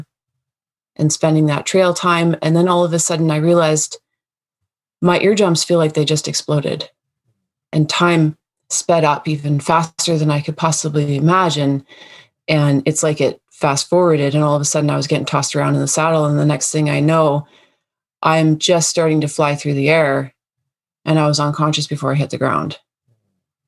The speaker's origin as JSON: {"language": "English", "area": "Coast Mountain Range", "region": "British Columbia", "country": "Canada", "tie": "born or raised there", "said": "I grew up in the Coast Mountain Range of BC, British Columbia and Canada"}